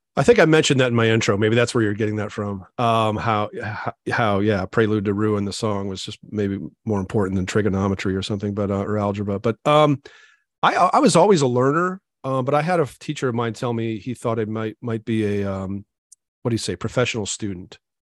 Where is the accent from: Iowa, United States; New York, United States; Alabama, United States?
Iowa, United States; Maquoketa; I grew up in Iowa, so there was, of course, I lived in a little town called Macokota